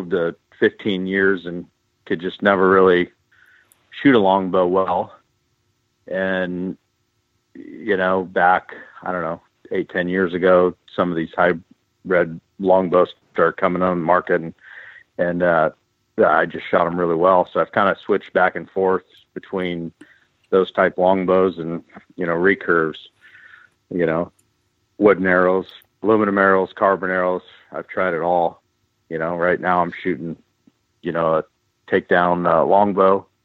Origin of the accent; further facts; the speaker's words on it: Fairfield, California, United States; I was born and raised here in Fairfield, California